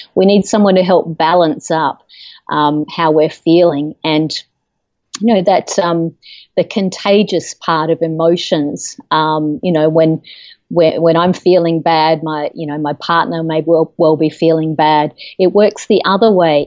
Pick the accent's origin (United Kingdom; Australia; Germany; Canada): Australia; moved away as an adult; now in United States; I'm originally from Australia. I've lived in the United States for about 13 years now